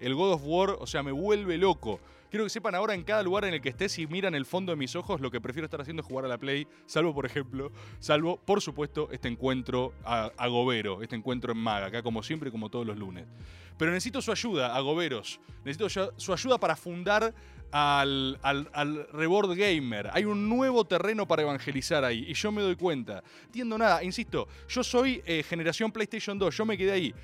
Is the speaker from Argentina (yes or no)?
yes; Argentina; Soy argentino